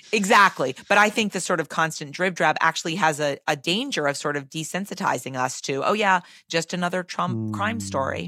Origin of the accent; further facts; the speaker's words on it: Massachusetts, United States; I'm from Massachusetts